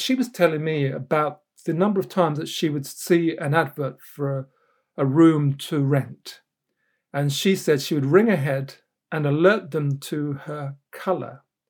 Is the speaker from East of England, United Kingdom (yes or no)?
yes; Luton, East of England, United Kingdom; When I was growing up in Luton in the late 1960s and 70s, we didn't have television until 1972 in my Jamaican household.